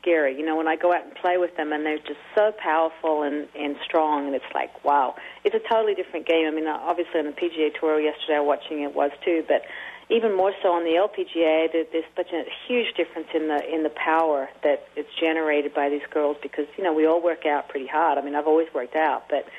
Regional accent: Sydney, New South Wales, Australia; moved away; I'm from Sydney

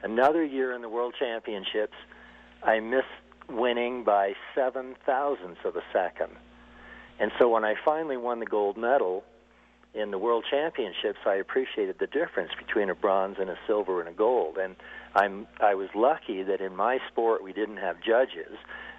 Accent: Burlington, Vermont, United States; moved away as an adult; also born or lived in Stowe, Vermont; now in Steamboat Springs, United States; I grew up in in Burlington. You know, this was in the 1950s

